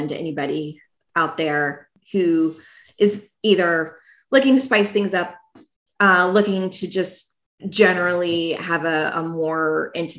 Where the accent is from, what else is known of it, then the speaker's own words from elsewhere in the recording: Virginia Beach, Virginia, United States; I grew up in Virginia Beach